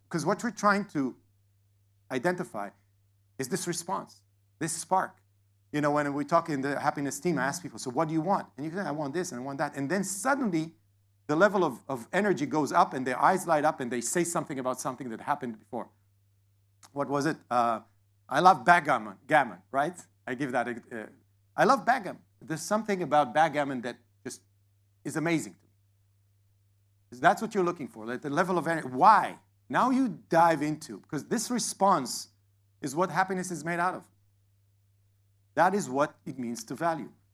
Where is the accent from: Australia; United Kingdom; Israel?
Israel; now in Atlanta, United States; I live in Atlanta, I was born in Israel